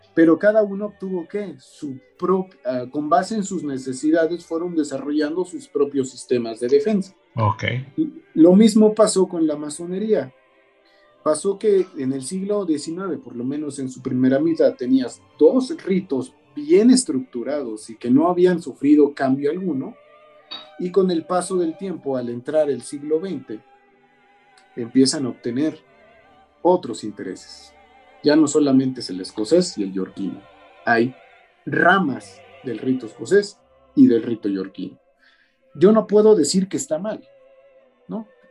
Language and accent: Spanish; Mexico; nuestras obligaciones como mexicanos